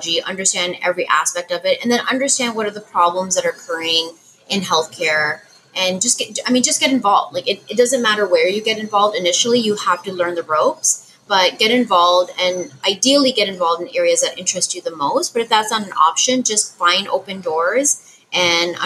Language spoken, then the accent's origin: English; Canada; I'm Canadian